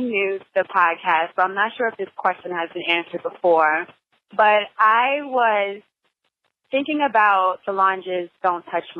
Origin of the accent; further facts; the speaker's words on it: New York, United States; also born or lived in New Jersey; I'm a New Yorker from New York and Jersey. So I've lived on the East Coast the majority of my life.